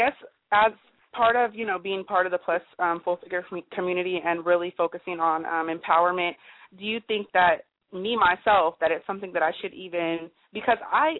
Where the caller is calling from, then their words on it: Sacramento, California, United States; I'm calling from Sacramento, California.